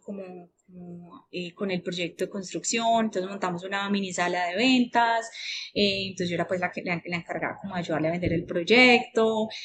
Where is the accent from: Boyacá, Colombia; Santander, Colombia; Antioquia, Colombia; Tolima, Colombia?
Antioquia, Colombia; Paisa; Como buena paisa